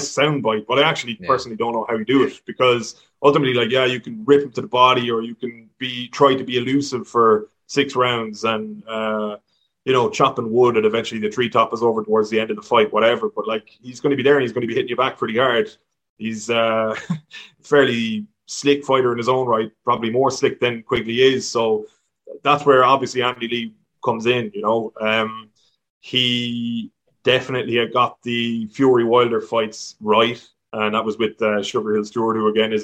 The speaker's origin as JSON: {"language": "English", "country": "Ireland"}